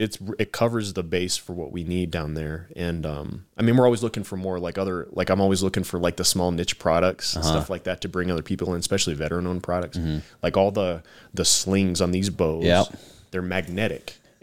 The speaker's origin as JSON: {"language": "English", "town": "Tucson", "region": "Arizona", "country": "United States", "tie": "born or raised there", "said": "I'm born and raised in Tucson."}